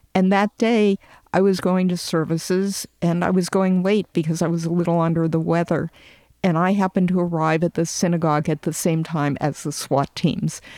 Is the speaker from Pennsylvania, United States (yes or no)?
yes; Pittsburgh, Pennsylvania, United States; I grew up in Tree of Life, and I raised my family